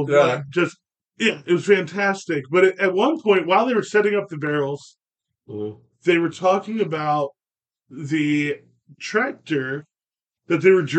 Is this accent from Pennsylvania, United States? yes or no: yes; Pennsylvania, United States; now in Texas, United States; I grew up in Pennsylvania. Pennsylvania is Philly, Pittsburgh, and Kentucky in between.